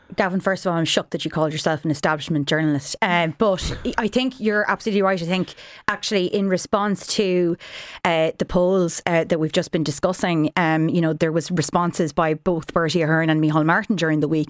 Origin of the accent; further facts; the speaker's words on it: Ireland; we, young people growing up in Ireland post nineteen ninety-eight